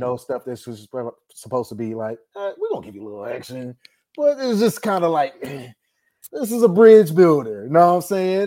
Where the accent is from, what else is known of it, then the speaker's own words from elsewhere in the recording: Dallas, Texas, United States; born and raised in Dallas, Texas